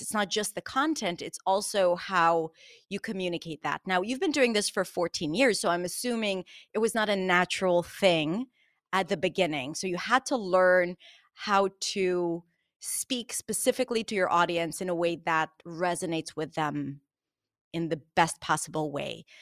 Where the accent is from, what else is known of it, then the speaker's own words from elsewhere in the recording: Israel; I'm from Israel